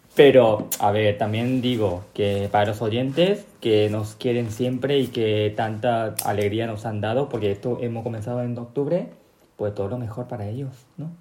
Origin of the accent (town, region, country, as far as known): Paraguay; born or raised there; also born or lived in South Korea (ancestry)